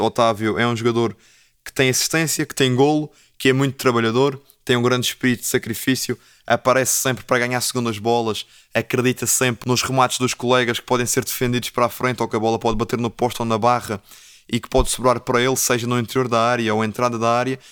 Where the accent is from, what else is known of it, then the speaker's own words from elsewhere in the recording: Portugal; enquanto português que gosta de futebol e que gosta da seleção nacional